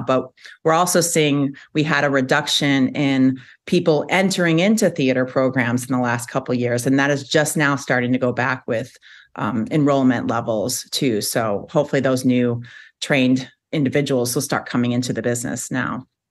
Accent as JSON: {"language": "English", "town": "Chicago", "region": "Illinois", "country": "United States", "also_born_or_lived": "Charlotte, North Carolina", "moved": "as an adult", "lives_now": "Madison, United States", "said": "I am originally from Chicago"}